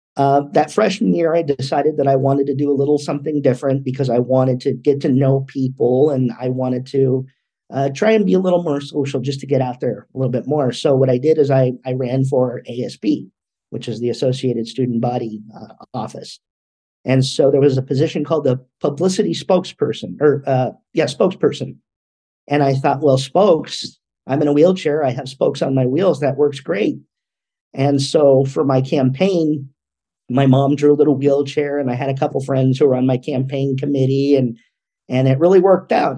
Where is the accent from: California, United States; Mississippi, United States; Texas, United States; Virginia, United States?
California, United States; also born or lived in Los Angeles, California; I was born in Los Angeles, California, here in the US. Uh, when I was about five, we moved up north a couple of hours just to a, a smaller community